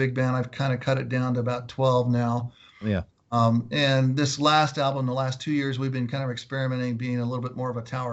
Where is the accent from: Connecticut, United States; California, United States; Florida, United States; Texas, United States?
California, United States; Southern; also born or lived in Los Angeles, California / Orange County, California; I grew up in Southern California, so I grew up around LA as a younger kid, and then we moved to Orange County and lived in Garden Grove and Huntington Beach